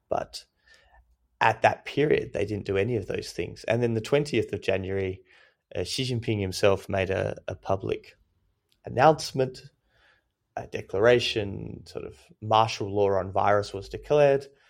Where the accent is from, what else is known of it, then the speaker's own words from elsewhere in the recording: Australia; I'm Australian